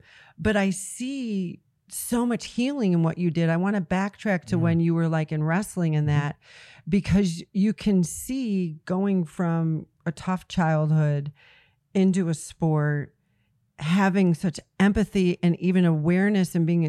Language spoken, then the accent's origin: English; Detroit, Michigan, United States; moved away; also born or lived in Kansas City; from Detroit area. That's where I grew